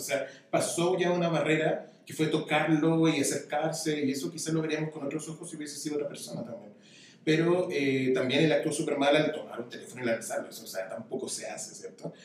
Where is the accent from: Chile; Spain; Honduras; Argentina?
Chile; now in Mexico; Vengo de Chile, estoy acá en México